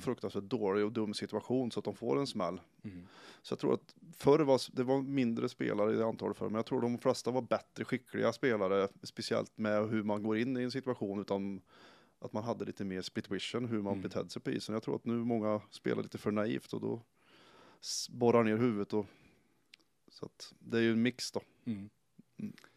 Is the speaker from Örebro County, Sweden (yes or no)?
yes; Karlskoga, Örebro County, Sweden; gå klart skolan och hemma i Karlskoga